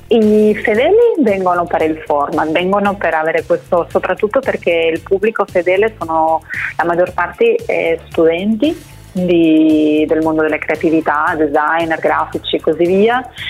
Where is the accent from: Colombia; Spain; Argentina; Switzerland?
Spain; now in Italy; io da spagnola